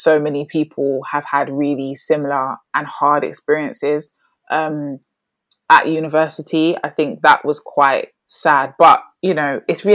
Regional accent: London, United Kingdom; moved away as an adult; now in Birmingham, United Kingdom; growing up in London, I grew up in Brixton

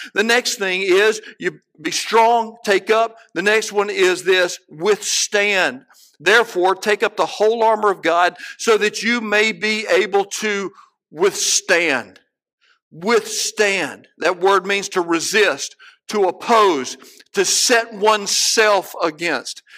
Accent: Cleveland, Mississippi, United States; I can look out my back door, my childhood home, and see the men's dorm one street over

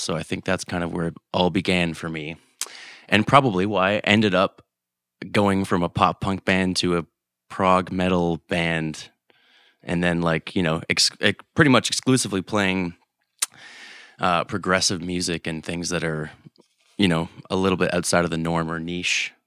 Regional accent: Canada; we're Canadian

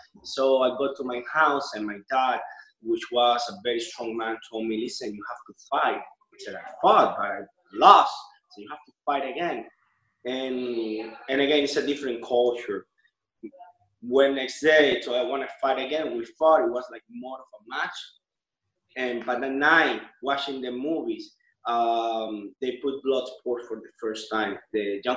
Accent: Cuba; now in Miami, United States; I'm Cuban. I now live in Miami. I was born in Cuba.

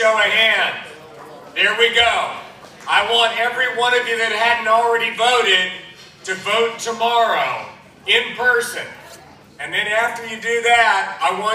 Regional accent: Toccoa, Georgia, United States; I'm a Northeast Georgia boy. I grew up in Toccoa.

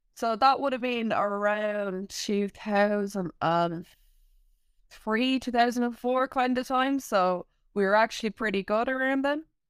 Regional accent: Ireland; growing up in Ireland

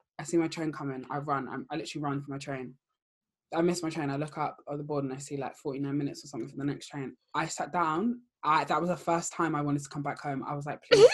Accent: London, United Kingdom; being black and being a Londoner, this, we created the culture here

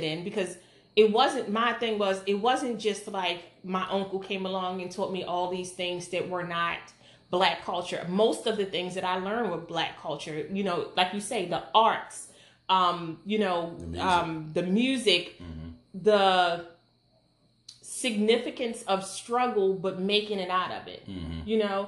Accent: Baltimore, Maryland, United States; we lived in West Baltimore.

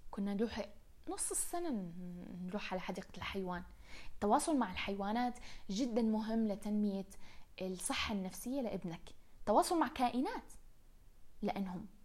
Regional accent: Riyadh, Riyadh Province, Saudi Arabia; كان كثير ياخذنا على مدينة الملاهي نلعب فيها لما كنا صغار بالرياض الذكريات من الروح على مدينة الملاهي إلى الآن محفورة محفورة براسي

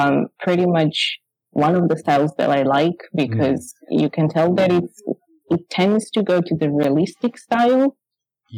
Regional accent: Italy; moved away as an adult; now in London, United Kingdom; I was moving from Italy. I moved into the UK, and then in London

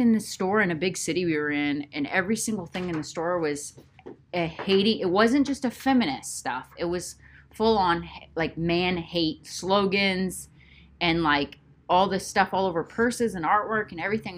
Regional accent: United States; as an American woman with a voice

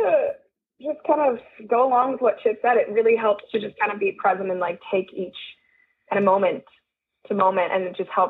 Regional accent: India; Yeah, it's so funny. It's because it's what I've known.

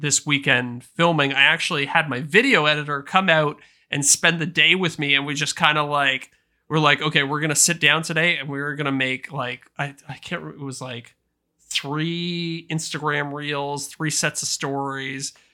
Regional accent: Canada; As a Canadian

